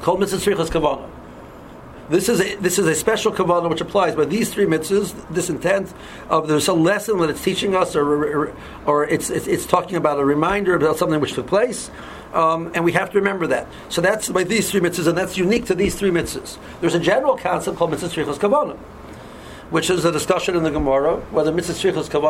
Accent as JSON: {"language": "English", "town": "Cleveland", "region": "Ohio", "country": "United States", "said": "I'm from Cleveland"}